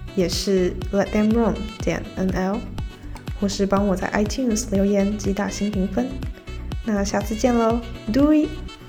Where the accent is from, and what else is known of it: Taiwan; moved away as an adult; also born or lived in Groningen, Netherlands